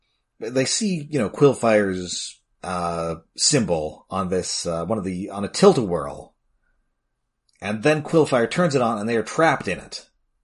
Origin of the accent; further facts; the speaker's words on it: an hour from St. Thomas, Ontario, Canada; St. Thomas, Ontario, a mere hour from my hometown